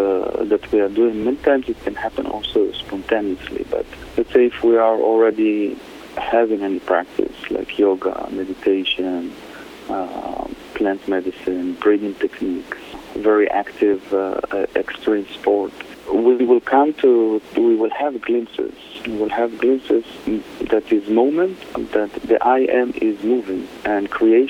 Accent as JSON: {"language": "English", "country": "Israel", "tie": "born or raised there", "moved": "as an adult", "lives_now": "Costa Rica", "said": "Originally, I'm from Israel. I'm born in Israel, and in the last 20 years, I live in Costa Rica"}